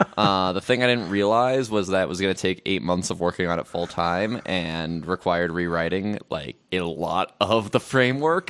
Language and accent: English; Albuquerque, New Mexico, United States; I grew up in Albuquerque, New Mexico